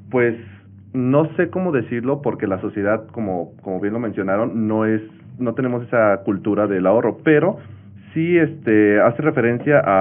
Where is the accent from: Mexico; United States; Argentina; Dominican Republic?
Mexico; Claro, y creo que más que ahorrar es dar el siguiente paso como, como mexicanos, que ya llevamos un rato escuchando pues, la cultura del ahorro